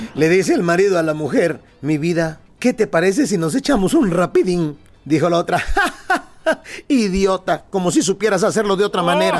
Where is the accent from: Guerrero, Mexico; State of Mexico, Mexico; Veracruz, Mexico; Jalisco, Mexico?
Guerrero, Mexico; Anguerrero tenemos la tradición de la eh, tierra bendita de donde yo soy